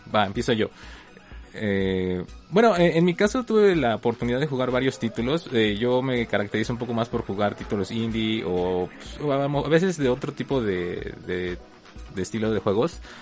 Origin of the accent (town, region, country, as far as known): Mexico